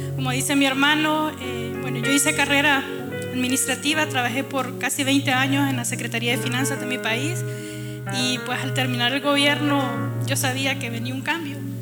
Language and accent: Spanish; Honduras; Yo soy de Honduras